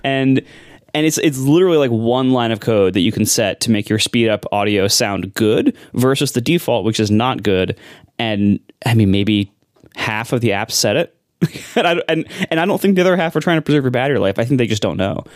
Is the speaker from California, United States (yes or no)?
no; Columbus, Ohio, United States; moved away; I'm from Columbus, Ohio. And, uh, it's you know, there's not a lot to say about Ohio. It's a really nice place to grow up